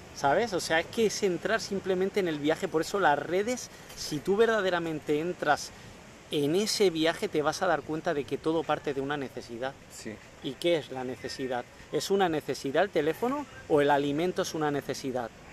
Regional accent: Spain; hice la experiencia esta de hacer el Camino de Santiago en mi país

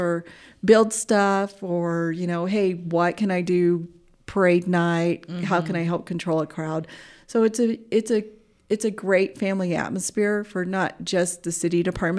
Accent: Alaska, United States; moved away; We came from Alaska, so definitely I have snow pants and mukluks, gloves. I know how to dress for the cold

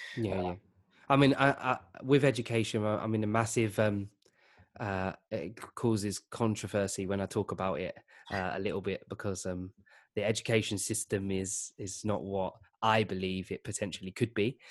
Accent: Essex, outskirts of East London, East of England, United Kingdom; I grew up in East London. Well, um, on the outskirts, so Essex.

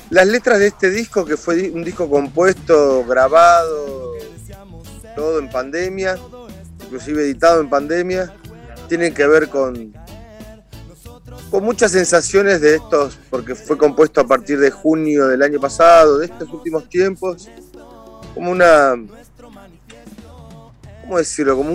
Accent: Argentina; yo soy más argentino que el dulce de leche.

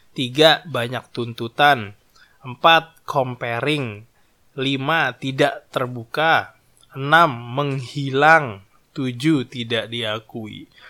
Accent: Java, Indonesia; gue itu adalah orang Jawa

